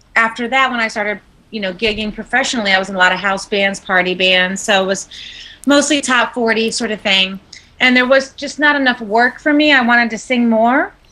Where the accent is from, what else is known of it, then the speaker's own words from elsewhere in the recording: Long Island, New York, United States; moved away as an adult; also born or lived in Tampa, Florida; now in Beverly Hills, United States; born and raised in New York